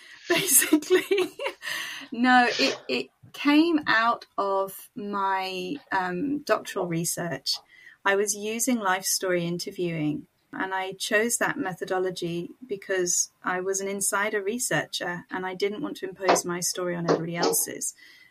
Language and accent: English; Niger; now in United Kingdom; I grew up in Niger, West Africa, to missionary parents who were British. I am white. And I now live in the UK, in England, in a smallish market town, which I have made my home.